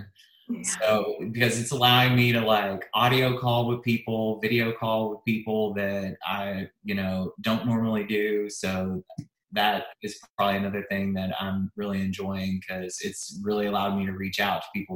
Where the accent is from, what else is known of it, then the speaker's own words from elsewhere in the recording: Kentucky, United States; I'm from Kentucky